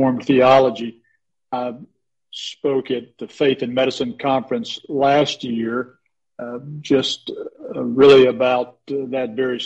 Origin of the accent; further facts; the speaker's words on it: Dawsonville, Georgia, United States; moved away as an adult; this is my hometown